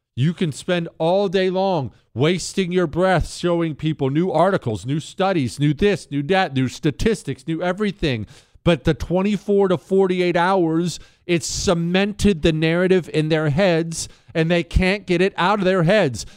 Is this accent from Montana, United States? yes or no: yes; Montana, United States; moved away as an adult; my hometown of Montana.